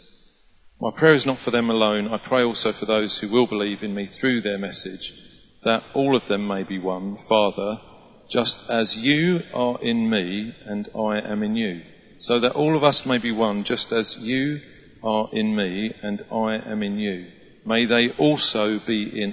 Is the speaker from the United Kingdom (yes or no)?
yes; England, United Kingdom; we're so English